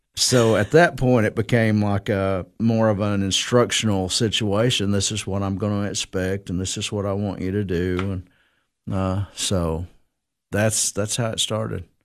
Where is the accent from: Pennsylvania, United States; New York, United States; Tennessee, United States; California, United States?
Tennessee, United States; Cookeville; I am from Cookville, uh, Putnam County. Uh, been here all my life